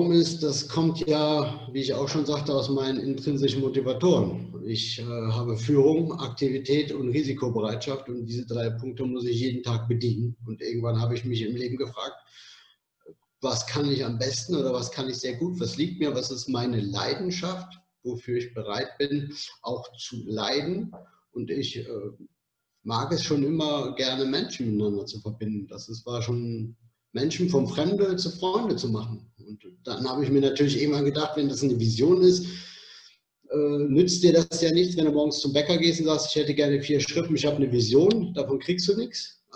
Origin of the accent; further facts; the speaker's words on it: Cologne, North Rhine-Westphalia, Germany; born there; now in Berlin, Germany; in Köln geboren, in der verrückten Stadt und lebe jetzt in, der Be in Berlin, in der noch verrückteren Stadt